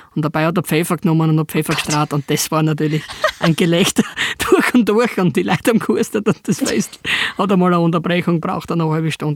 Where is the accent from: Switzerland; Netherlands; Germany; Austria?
Austria; southern Styria; bei uns in der Südsteiermark